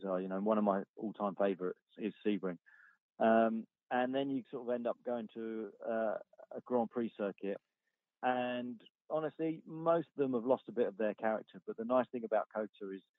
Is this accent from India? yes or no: no; United Kingdom; as a British driver